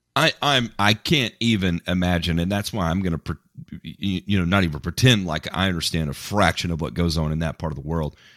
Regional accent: United States; I'm American

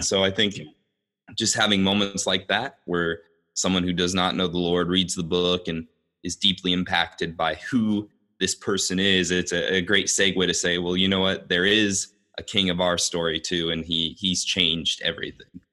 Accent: Des Moines, Iowa, United States; I am from Des Moines, Iowa

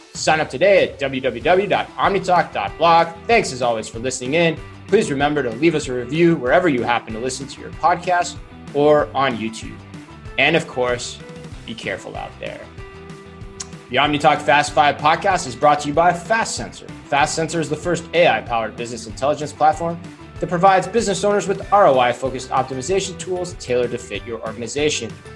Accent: Tempe, Arizona, United States; my hometown of Tempe

